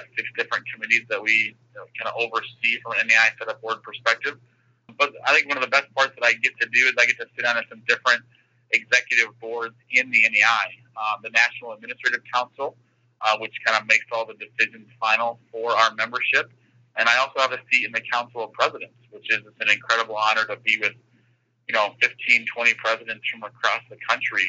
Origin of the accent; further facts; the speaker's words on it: Grand Rapids, Michigan, United States; also born or lived in Ohio; I'm from Grand Rapids, outside of Grand Rapids, where I graduated from, originally from Ohio, so I've still got those Ohio Buckeye roots to me